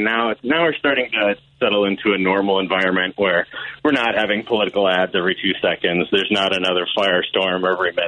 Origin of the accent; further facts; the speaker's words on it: Milwaukee, Wisconsin, United States; my hometown Milwaukee